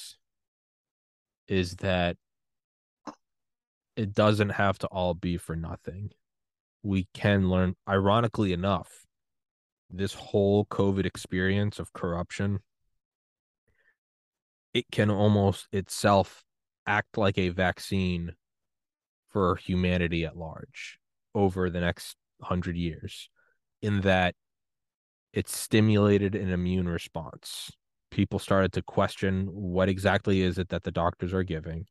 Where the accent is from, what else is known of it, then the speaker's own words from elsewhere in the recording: United States; In America, no, we talk like pigs.